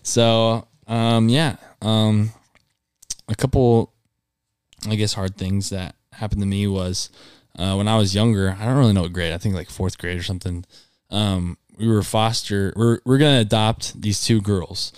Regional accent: Ankeny, Iowa, United States; born or raised there; also born or lived in Cedar Falls, Iowa

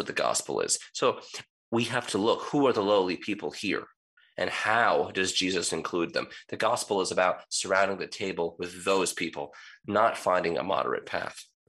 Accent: United States; I grew up in the United States as a child of immigrants

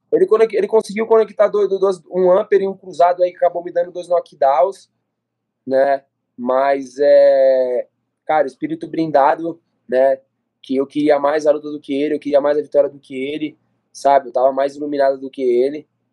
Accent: Brazil; Nós que somos brasileiros

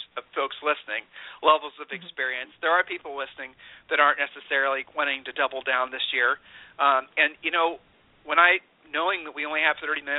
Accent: Ohio, United States; We're from Ohio

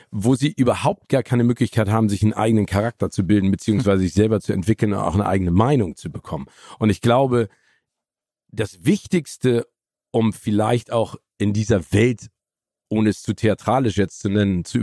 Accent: Phoenix, Arizona, United States; born there; ich bin ja auch in Phoenix, Arizona geboren

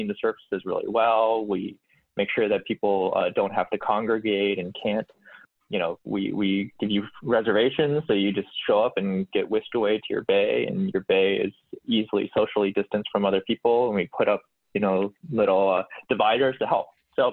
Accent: Boulder, Colorado, United States; now in San Francisco, United States; I was born in Boulder, Colorado

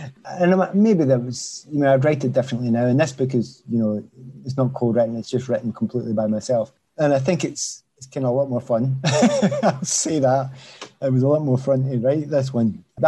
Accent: Scotland, United Kingdom; And on top of all that, you know, Scotland, I am Scottish. And I want the country to do well in football.

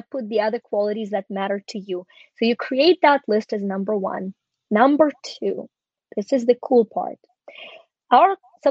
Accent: Ukraine; born or raised there; moved away

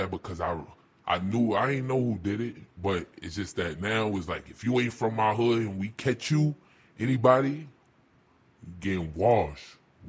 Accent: New York City, New York, United States; I'm from Bed-Stuy

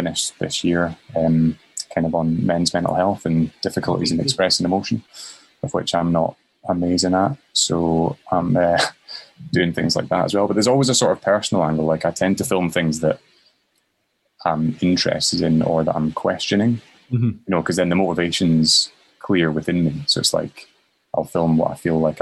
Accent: Currie, Scotland, United Kingdom; also born or lived in Edinburgh; I was brought up in Curry

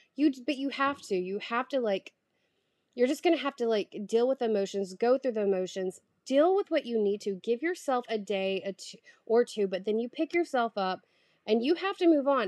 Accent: the South, United States; moved away as an adult; also born or lived in New York City; now in Paris, France; I'm from the South

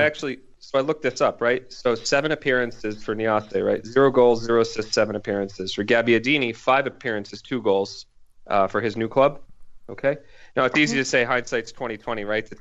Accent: Philadelphia, Pennsylvania, United States; now in Boston, United States; I live outside of Boston, um, and I'm originally from Philadelphia

